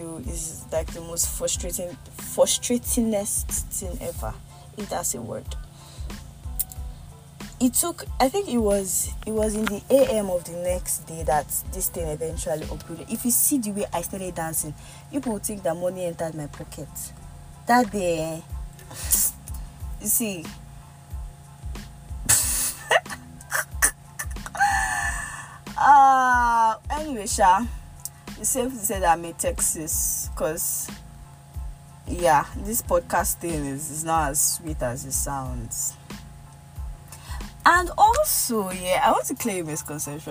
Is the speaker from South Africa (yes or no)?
no; Nigeria; accent: Yoruba; my Yoruba accent comes out